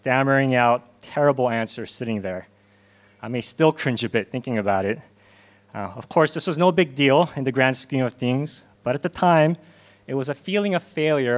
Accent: Southern California, United States; moved away as an adult; also born or lived in Korea / Hong Kong; now in South Korea; I was born here in Korea, but moved to Los Angeles with my parents when I was 6 and grew up in Southern California

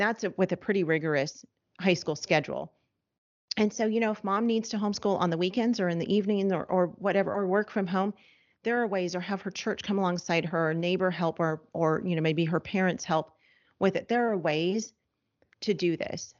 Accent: Los Angeles, California, United States; moved away; we're from Los Angeles, we're no longer in Los Angeles, but that's where we're from

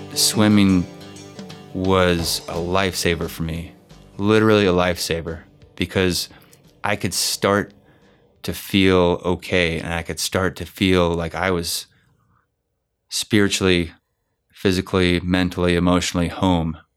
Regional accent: Bay Area, California, United States; it was nice to be back in the Bay Area

